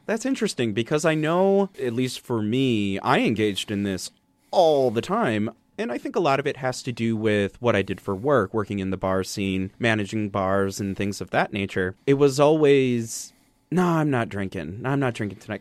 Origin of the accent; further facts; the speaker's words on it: Wisconsin, United States; growing up in Wisconsin